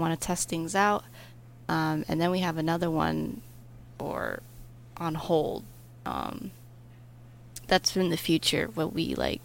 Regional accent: United States; I'm from America

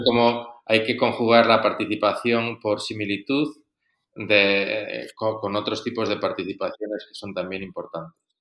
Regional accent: Spain; moved away as an adult; now in Rome, Italy; yo soy un sacerdote español que vivo desde hace bastantes años en Roma

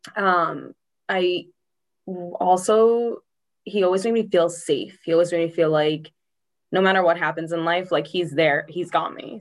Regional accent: Norwood, Massachusetts, United States; I grew up in Norwood, Mass. Um, born and raised to live here.

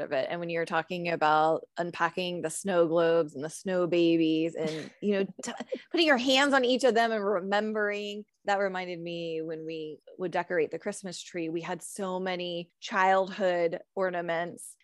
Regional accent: California, United States; now in Virginia, United States; I'm from California

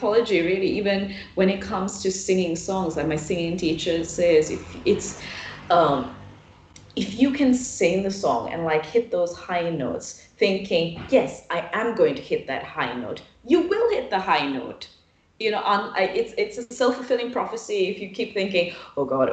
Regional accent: Sri Lanka; moved away as an adult; I come from Sri Lanka

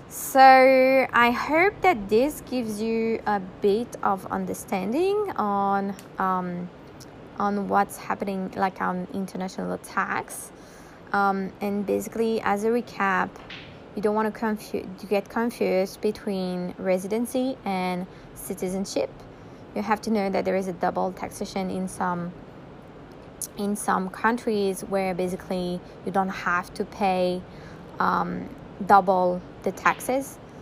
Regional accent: France; now in Bali, Indonesia; I was born in France, right? So I'm a citizen of France

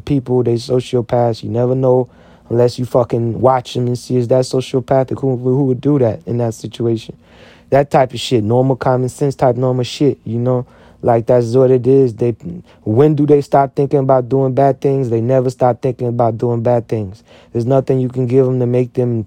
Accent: United States; I'm an American.

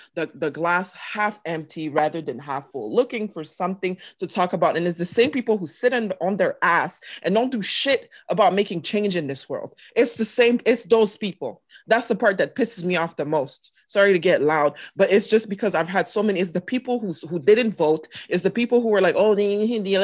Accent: Canada; now in United States; I'm Canadian or I'm Congolese

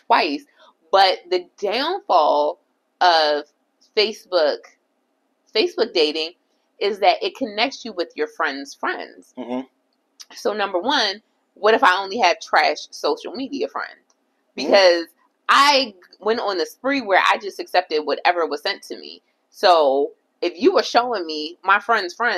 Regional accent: Baltimore, Maryland, United States; moved away; also born or lived in Jamaica (family); when I lived in Baltimore, so I'm originally from Baltimore

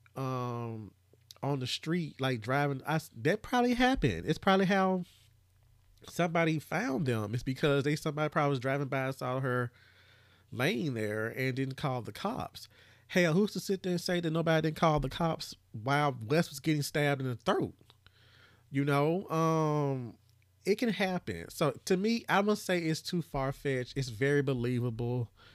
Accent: Brownsville, Tennessee, United States; my hometown

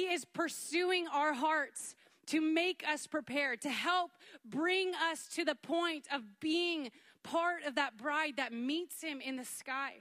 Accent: Canada; moved away as an adult; now in United States; I'm from Canada

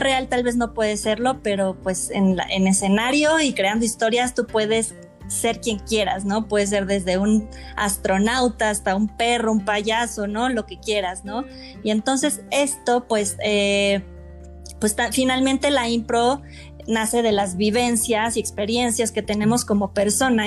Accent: Mexico; soy mexicana

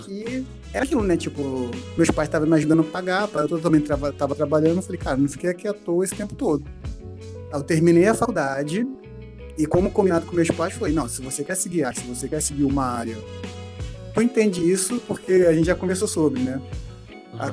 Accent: Brazil; Eu sou de Campo Grande

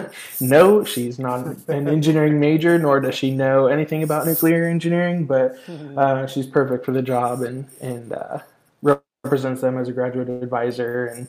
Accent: Southern California, United States; moved away as an adult; also born or lived in Oregon; now in Texas, United States; I'm originally actually from Southern California, which I get a lot of crap about from the Texans here that I'm from California, but born and raised there, lived there my entire life

